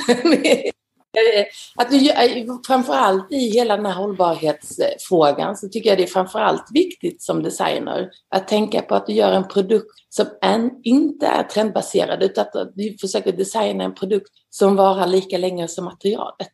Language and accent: Swedish; Gumlösa, Skåne, Sweden; moved away as an adult; also born or lived in Netherlands; now in Paris, France; Jag kommer från eh, Skåne, från eh, nordöstra Skåne, en liten, liten by kallad Gumlösa på en gård som heter Sinklasholm.